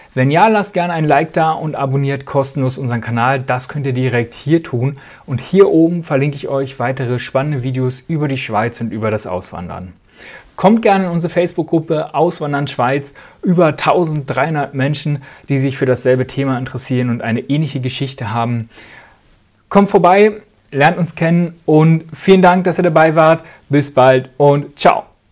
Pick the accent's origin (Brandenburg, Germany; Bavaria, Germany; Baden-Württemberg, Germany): Brandenburg, Germany; Spreewald; now in Switzerland; Wo ich herkomme, aus dem Osten, aus dem wunderschönen Spreewald im Herzen Brandenburgs